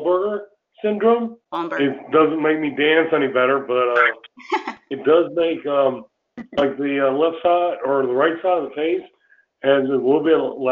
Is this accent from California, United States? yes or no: no; Raleigh, North Carolina, United States; I'm from Raleigh, North Carolina.